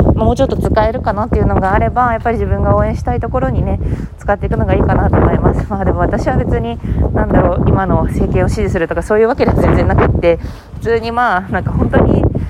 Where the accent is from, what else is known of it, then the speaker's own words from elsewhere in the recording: Fukuoka, Japan; moved away; 福岡出身